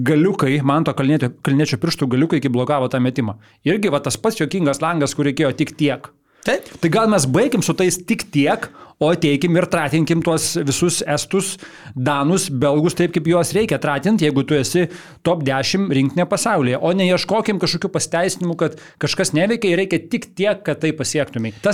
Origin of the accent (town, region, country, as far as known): Lithuania